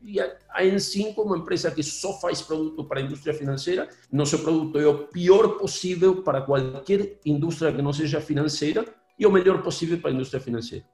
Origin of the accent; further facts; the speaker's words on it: Argentina; Portuguese is a second language; now in Brazil; Eu, eu sou gringo mesmo. Eu sou originalmente argentino